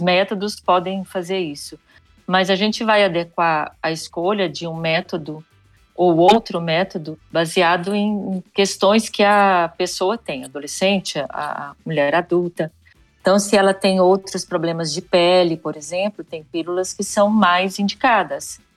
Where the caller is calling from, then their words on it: Goiânia, Goiás, Brazil; Eu falo de Goiânia.